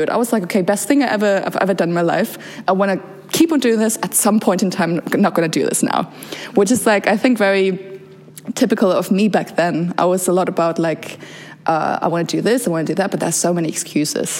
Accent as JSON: {"language": "English", "country": "Germany", "tie": "born or raised there", "also_born_or_lived": "Bosnia and Herzegovina", "lives_now": "Berlin, Germany", "said": "So I came to Germany when I was around 6 years old"}